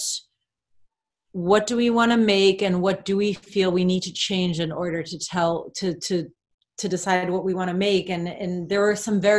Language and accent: English; Berlin, Germany; now in Los Angeles, United States; I'm from Berlin and I live